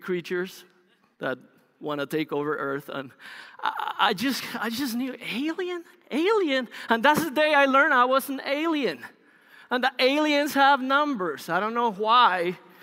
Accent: Bogota, Colombia; English is a second language; moved away as an adult; also born or lived in Los Angeles, United States; now in United States; Bogota, which is the capital, is a large city, um, in Colombia. I grew up there

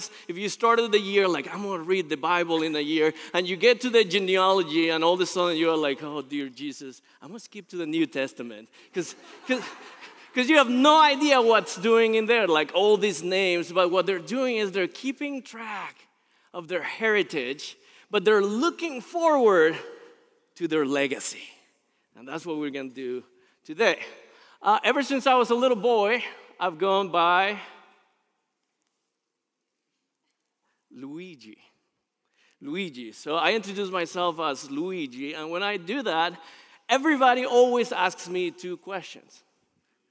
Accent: Colombia; moved away; I was actually born in Colombia, South America

